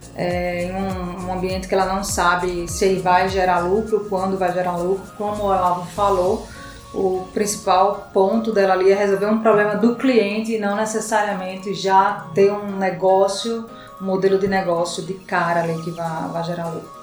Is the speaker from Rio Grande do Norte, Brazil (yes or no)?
yes; Natal, Rio Grande do Norte, Brazil; moved away as an adult; now in São Paulo, Brazil; Eu sou de Natal, Rio Grande do Norte.